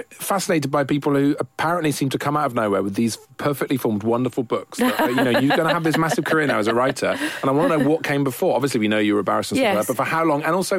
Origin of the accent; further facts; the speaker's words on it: Wales, United Kingdom; accent: Welsh; And you can hear my strong Welsh accent